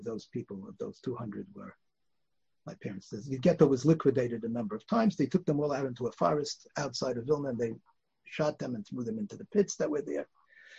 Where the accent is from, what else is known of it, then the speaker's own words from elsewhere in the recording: Bialystok, Podlaskie Voivodeship, Poland; born there; I was born in Bialystok, actually.